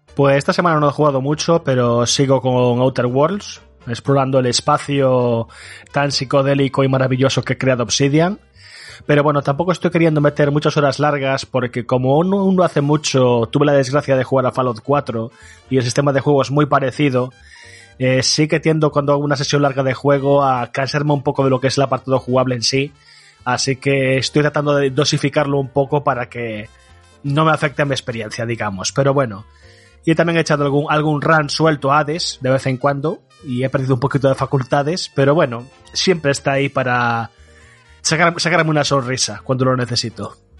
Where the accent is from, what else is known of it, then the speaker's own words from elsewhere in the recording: Galicia, Spain; Yo soy gallego